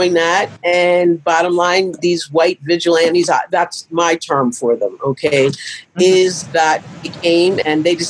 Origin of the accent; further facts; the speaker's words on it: Pennsylvania, United States; moved away as an adult; now in Michigan, United States; I grew up in Pennsylvania